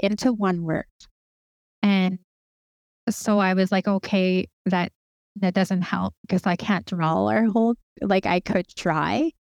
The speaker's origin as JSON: {"language": "English", "town": "Lethbridge", "region": "Alberta", "country": "Canada", "tie": "born or raised there", "also_born_or_lived": "Cardston, Alberta / Blood Reserve, Alberta", "lives_now": "Siksika Nation, Canada", "said": "I was born in a town called Cardston, and, um, I was raised in the city of Lethbridge"}